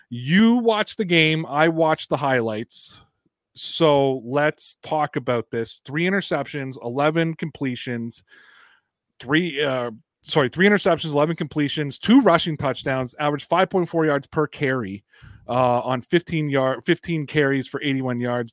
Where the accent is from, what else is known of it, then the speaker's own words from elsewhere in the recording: Toronto, Ontario, Canada; I'm from Toronto